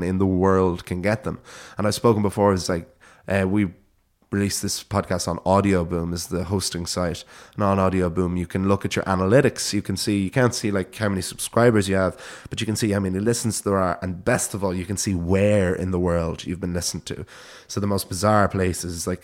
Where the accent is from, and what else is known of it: Ireland